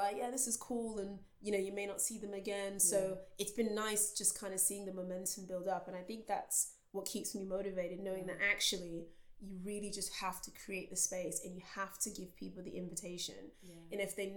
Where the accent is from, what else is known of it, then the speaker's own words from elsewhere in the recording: Texas, United States; now in United Kingdom; I grew up in Texas